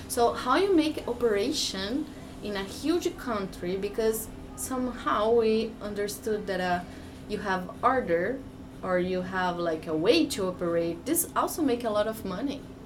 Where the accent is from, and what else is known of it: Brazil; English is a second language